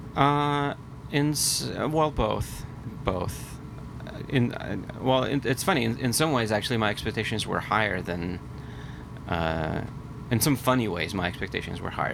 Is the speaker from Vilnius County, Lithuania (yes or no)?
yes; Vilnius, Vilnius County, Lithuania; moved away as an adult; also born or lived in Philadelphia; now in New York, United States; I grew up in Lithuania. Uh, I moved to Philadelphia when I was uh, 19